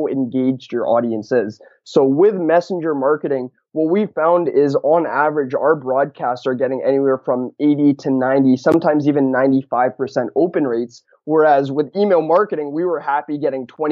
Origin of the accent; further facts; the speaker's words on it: Vancouver, British Columbia, Canada; I'm actually from Vancouver, Canada